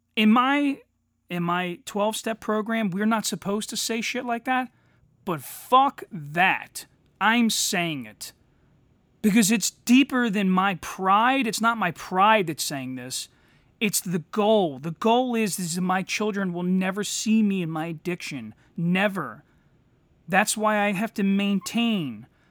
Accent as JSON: {"language": "English", "country": "United States", "lives_now": "Delaware County, Pennsylvania, United States", "said": "as an American"}